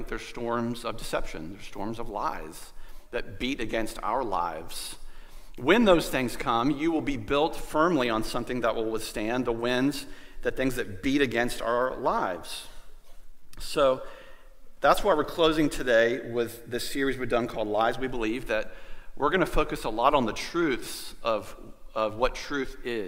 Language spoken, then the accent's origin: English; Goldsboro, North Carolina, United States; I grew up in Goldsboro, which is kind of a stone's throw to the beach